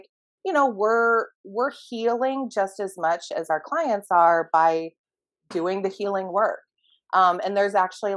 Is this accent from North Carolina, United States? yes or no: no; a suburb of Phoenix, Arizona, United States; in a suburb of Phoenix